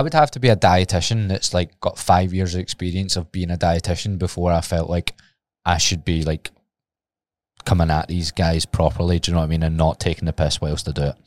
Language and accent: English; Glasgow, Scotland, United Kingdom; it's my hometown